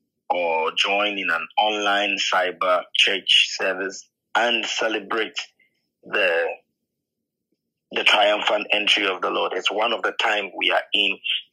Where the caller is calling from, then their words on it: Ghana; I'm speaking from Ghana, Africa, in West Africa, and we have different time zones.